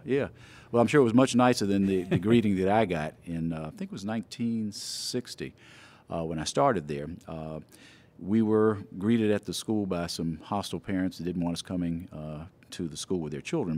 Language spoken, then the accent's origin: English; Memphis, Tennessee, United States; I was born here in Memphis, actually, in Des Moines Gardens